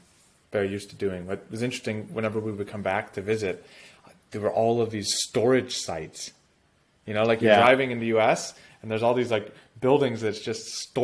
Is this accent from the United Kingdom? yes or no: no; United States; moved away as an adult; also born or lived in Russia; As an American